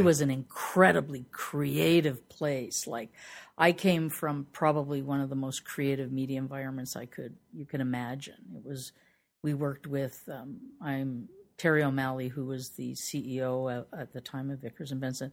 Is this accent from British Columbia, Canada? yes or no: no; Toronto, Ontario, Canada; I'm from Toronto, Ontario, Canada